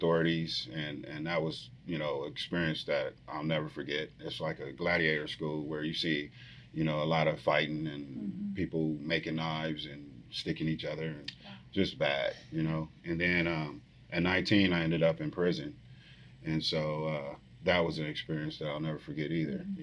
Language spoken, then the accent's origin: English; Los Angeles, California, United States; moved away; I'm from South Central Los Angeles